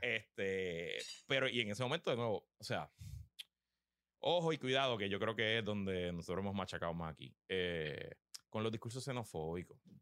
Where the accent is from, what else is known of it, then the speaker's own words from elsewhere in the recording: San Juan, Puerto Rico; first language Spanish; Yo me crié en Río Piedra